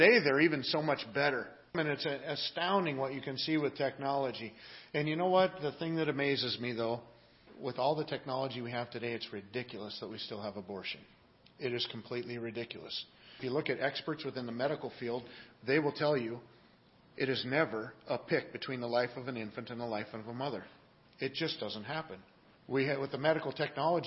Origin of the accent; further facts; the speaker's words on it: Seattle, Washington, United States; moved away as an adult; also born or lived in Manassas, Virginia; I grew up in the Pacific Northwest